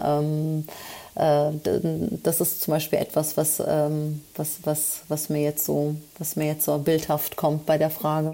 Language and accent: German; Berlin, Germany; also born or lived in Anatolia, Turkey (family roots); Berlin ist und bleibt meine Heimatstadt